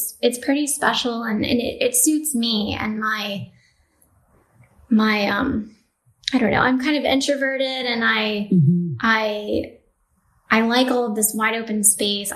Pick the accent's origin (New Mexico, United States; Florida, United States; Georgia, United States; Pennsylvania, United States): New Mexico, United States; So I'm from New Mexico. I grew up in a farming family.